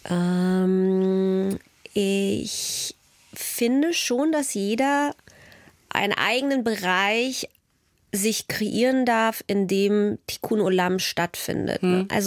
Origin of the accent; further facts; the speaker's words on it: East Germany, Germany; ich würde mich immer ganz stark als, als Ostdeutsche bezeichnen und gleichzeitig aber eben auch als Jüdin.